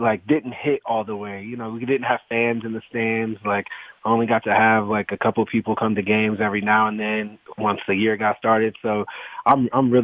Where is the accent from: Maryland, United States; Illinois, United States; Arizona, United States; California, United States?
Arizona, United States; Phoenix; now I'm going into my eighth year playing in my hometown